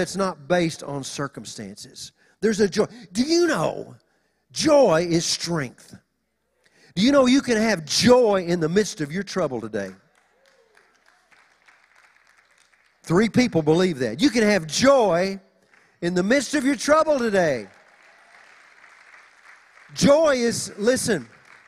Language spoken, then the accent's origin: English; Oklahoma, United States; now in Los Angeles, United States; When we moved to L.A., you know, we're just country folk. We're from Oklahoma